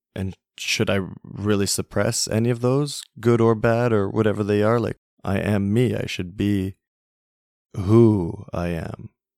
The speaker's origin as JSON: {"language": "English", "country": "Canada", "tie": "born or raised there", "said": "growing up in Canada, every Saturday is hockey night."}